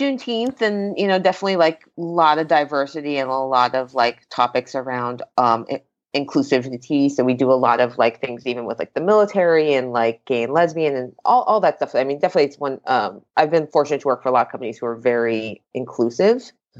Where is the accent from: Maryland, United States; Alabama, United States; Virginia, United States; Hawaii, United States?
Hawaii, United States; now in Portland, United States; I am Japanese and Puerto Rican right down the middle, but I grew up in Hawaii.